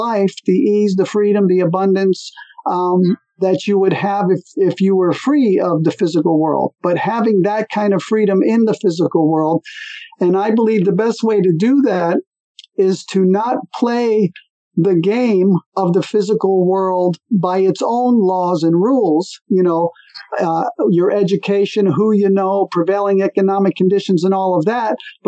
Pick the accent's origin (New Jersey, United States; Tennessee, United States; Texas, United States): New Jersey, United States; moved away as an adult; also born or lived in California; I was born in New Jersey, which is on the East Coast